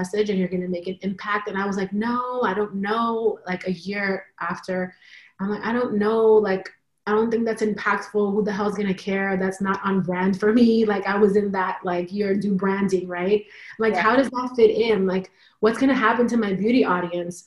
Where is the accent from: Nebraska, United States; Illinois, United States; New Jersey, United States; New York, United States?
New York, United States; I was born here in New York